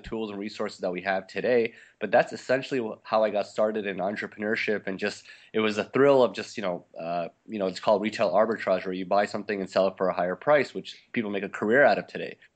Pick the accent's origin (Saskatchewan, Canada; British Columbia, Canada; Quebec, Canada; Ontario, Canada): Quebec, Canada; Montreal; moved away as an adult; also born or lived in Little Rock, Arkansas; I, I grew up in Montreal in Canada